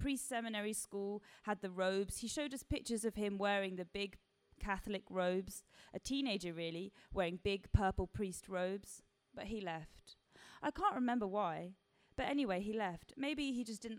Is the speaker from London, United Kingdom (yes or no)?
yes; London, United Kingdom; I grew up in Balham. My school's in Tooting